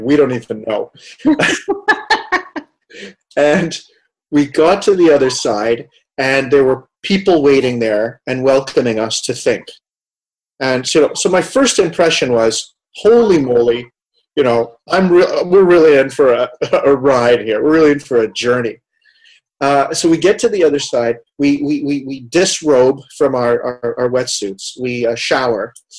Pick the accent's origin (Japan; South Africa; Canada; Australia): Canada; Montreal, Quebec; moved away; also born or lived in Amsterdam, Netherlands / Vancouver, Canada; growing up in Montreal, if we go all the way back to my childhood